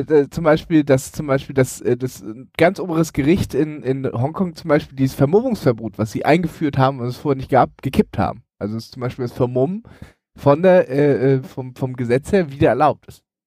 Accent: Elmshorn, Schleswig-Holstein, Germany; als ich äh, Pizza ausgefahren habe in Elmshorn, also in meiner Heimatstadt

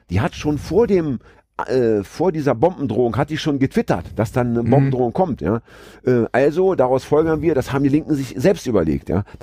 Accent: Hamburg, Germany; Denn ich finde, das sollten wir als Hamburger doch nochmal kurz erwähnen.

